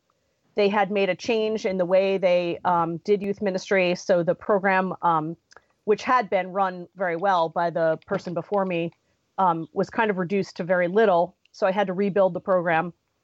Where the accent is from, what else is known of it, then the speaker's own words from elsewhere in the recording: Connecticut, United States; moved away as an adult; now in Pittsburgh, United States; I grew up in Connecticut. That's where my whole family still lives. And I met my husband in Connecticut. We moved to Pittsburgh in 2002 to go to Trinity School for Ministry.